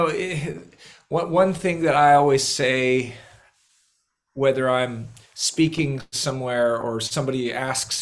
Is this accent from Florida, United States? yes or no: no; Northern California, United States; moved away as an adult; now in North Carolina, United States; I'm originally from Northern California, but my wife and I, we moved to the East Coast in the late 90s and landed in North Carolina